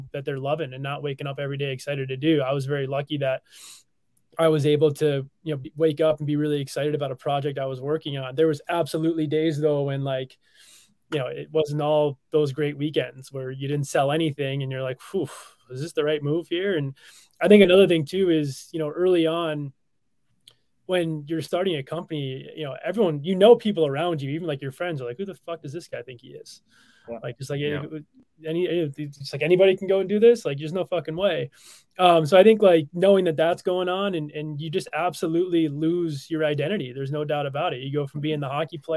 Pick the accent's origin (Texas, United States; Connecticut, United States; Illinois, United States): Connecticut, United States; Wallingford; now in Michigan, United States; grew up in Wallingford, Connecticut